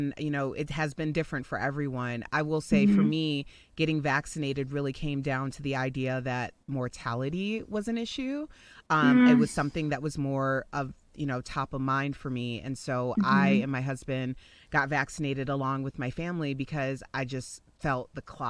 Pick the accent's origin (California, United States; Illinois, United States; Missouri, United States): Illinois, United States; Chicago; moved away as an adult; now in Denver, United States; So I live in Denver, Colorado. I'm originally from Chicago, and I moved to Denver actually about 12 years ago for a morning radio job.